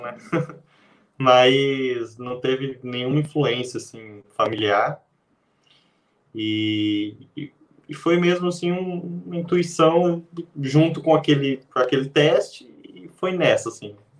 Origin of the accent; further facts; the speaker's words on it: interior of São Paulo, Brazil; moved away as an adult; now in Londrina, Brazil; eu sou do interior de São Paulo